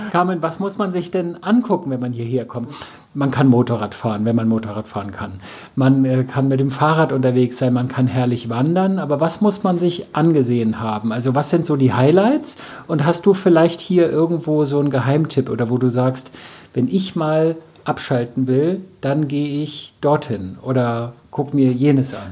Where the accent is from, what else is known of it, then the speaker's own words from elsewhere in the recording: the North, Northern Germany, Germany; bei uns im Norden sagt man die jungen Derns